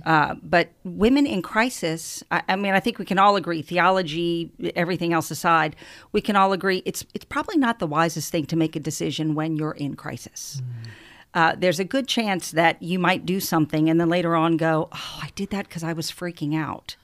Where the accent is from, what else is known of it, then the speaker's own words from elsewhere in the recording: New Orleans, Louisiana, United States; I hail from New Orleans